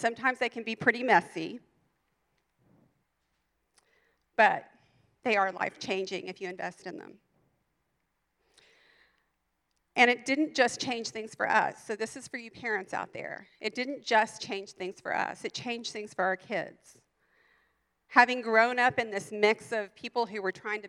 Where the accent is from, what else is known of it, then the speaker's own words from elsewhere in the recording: Texas, United States; moved away; I'd gone to some really big churches in Texas, and we're from Texas